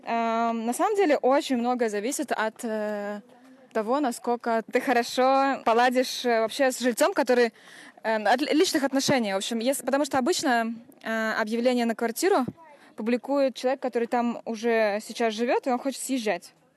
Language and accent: Russian; Estonia; moved away as an adult; now in Berlin, Germany; я из Эстонии. Я живу в Берлине, и я переехала туда лет 7 назад